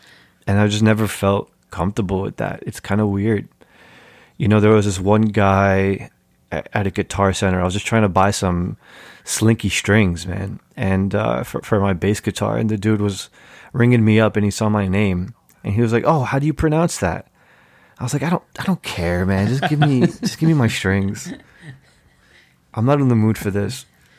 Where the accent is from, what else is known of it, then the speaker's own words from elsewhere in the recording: United States; as an American Muslim, as an American Egyptian, it's always been hard for me to parse like how American I am or how Egyptian I am.